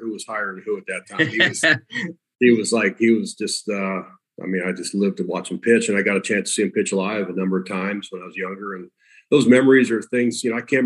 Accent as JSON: {"language": "English", "town": "Los Angeles", "region": "California", "country": "United States", "tie": "born or raised there", "said": "I grew up in L.A."}